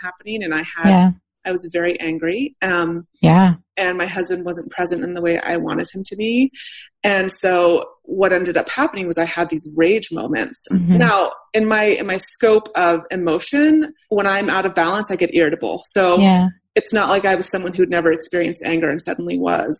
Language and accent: English; United States; I'm white, I'm straight, I'm American and middle class